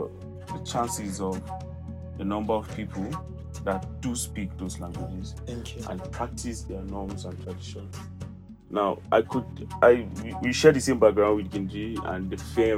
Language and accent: English; Middle Belt, Nigeria